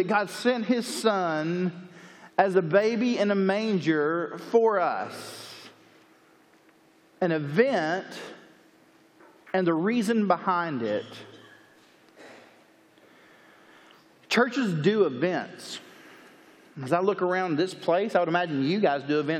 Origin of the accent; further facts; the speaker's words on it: Chattanooga, Tennessee, United States; now in Lake Jackson, United States; I'm originally from Chattanooga, Tennessee. I currently live south of Houston, Texas in a place called Lake Jackson